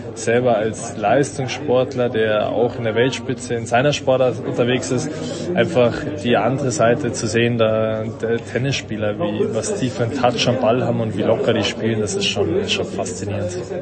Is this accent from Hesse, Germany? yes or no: no; Munich, Bavaria, Germany; als Münchner